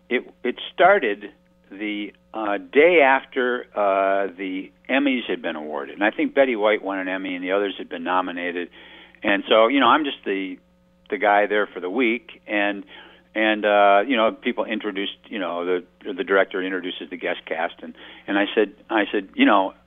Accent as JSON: {"language": "English", "area": "outside of Detroit", "region": "Michigan", "country": "United States", "tie": "born or raised there", "moved": "yes", "said": "I grew up outside of Detroit"}